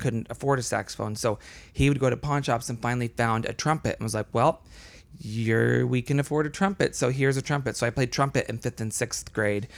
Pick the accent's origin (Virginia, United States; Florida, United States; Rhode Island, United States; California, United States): Florida, United States; also born or lived in Colombia; in second grade or so, we moved to Florida. And so I grew up mostly in Florida